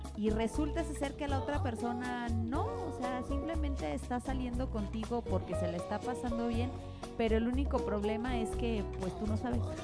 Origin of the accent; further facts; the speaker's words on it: Mexico; nosotros como buenas mexicanas